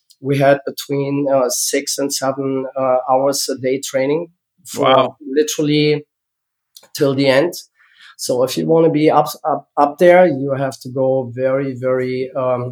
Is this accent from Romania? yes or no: no; Germany; English is a second language; moved away as an adult; now in United States; So I was born in East Germany, and I grew up in East Germany